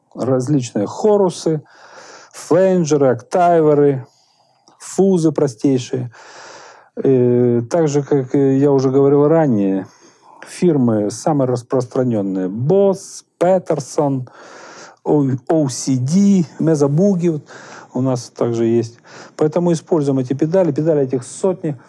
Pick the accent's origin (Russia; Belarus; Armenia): Russia; Moscow; Мы, москвичи